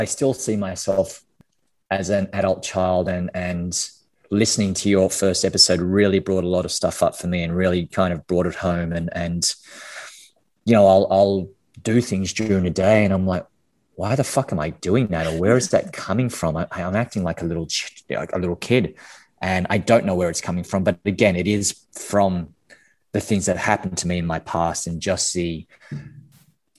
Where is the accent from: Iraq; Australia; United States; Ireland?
Australia; Canberra, Australian Capital Territory; I'm Australian, grew up in Canberra, which is the capital capital